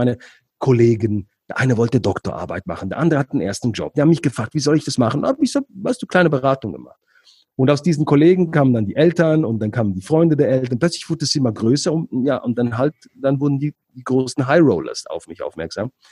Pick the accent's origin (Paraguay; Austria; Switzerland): Switzerland; born there; also ich bin in der Schweiz geboren, aber die Familie aus, kommt aus Ägypten.